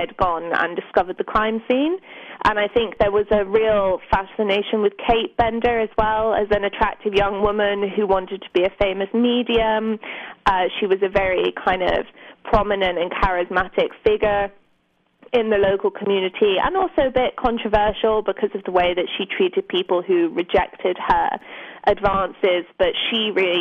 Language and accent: English; London suburbs, United Kingdom; I grew up in the London suburbs